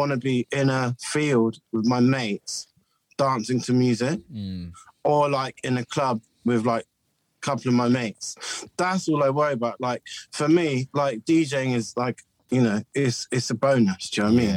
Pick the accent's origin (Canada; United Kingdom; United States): United Kingdom; Bristol, South West England; I was brought up in the 90s in Bristol